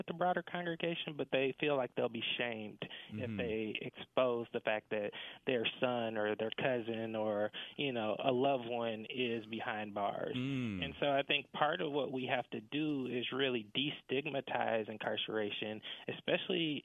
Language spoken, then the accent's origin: English; right outside of Atlanta, Georgia, United States; I was born and raised right outside of Atlanta, Georgia